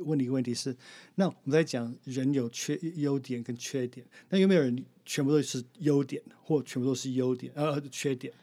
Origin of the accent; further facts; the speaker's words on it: Arizona, United States; Chinese is a second language; moved away; 我是来自美国的亚利桑那州